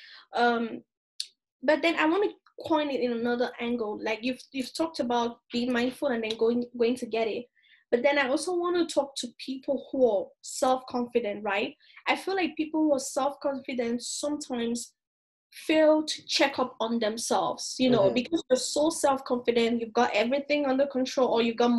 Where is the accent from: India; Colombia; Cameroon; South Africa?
Cameroon; now in Toronto, Canada; my home country